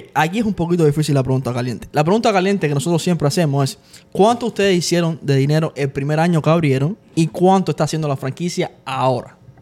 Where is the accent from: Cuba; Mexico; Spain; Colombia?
Cuba; nosotros somos cubanos